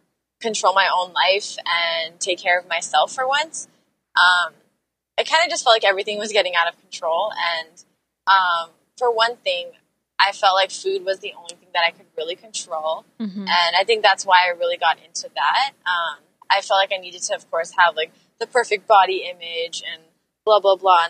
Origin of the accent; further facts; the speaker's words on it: Los Angeles, California, United States; I actually grew up in the same house my whole life. I'm still living in it now. I've been in LA for almost 24 years